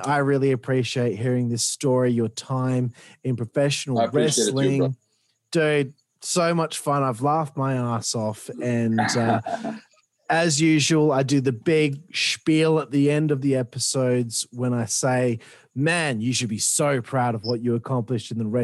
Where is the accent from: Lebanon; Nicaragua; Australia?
Australia; I'm fucking Australian.